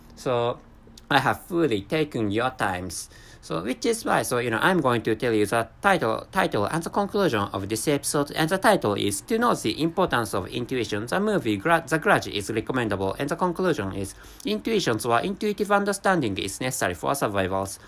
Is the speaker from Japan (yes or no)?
yes; Japan; accent: Japanese; first language Japanese; English is a second language; I'm a non-native speaker of English language and my mother tongue is Japanese